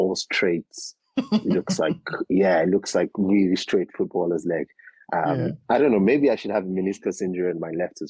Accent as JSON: {"language": "English", "country": "Nigeria", "tie": "born or raised there", "said": "Nigeria, born, raised in Nigeria"}